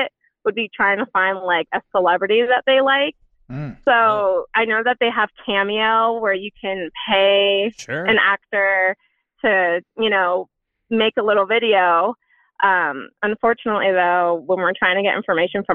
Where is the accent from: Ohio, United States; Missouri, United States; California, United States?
California, United States; San Diego; I'm 29 and I'm from San Diego